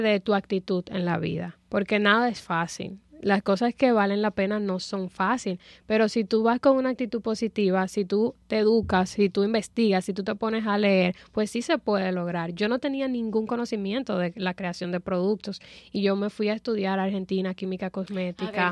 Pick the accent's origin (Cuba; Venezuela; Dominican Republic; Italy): Dominican Republic; en mi país, en la República Dominicana